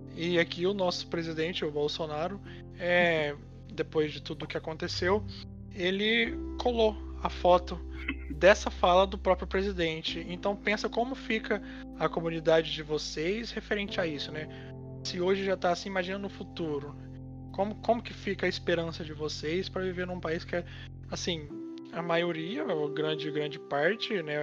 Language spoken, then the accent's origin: Portuguese; Brazil; nós brasileiros